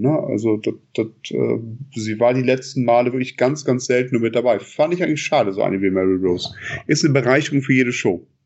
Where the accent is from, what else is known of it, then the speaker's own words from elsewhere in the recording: Bonn, North Rhine-Westphalia, Germany; als Bonner